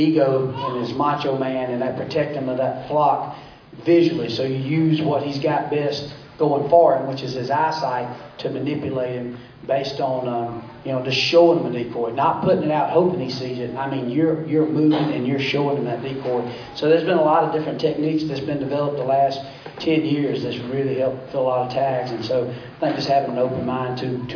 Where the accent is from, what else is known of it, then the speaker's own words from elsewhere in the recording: Georgia, United States; growing up in Georgia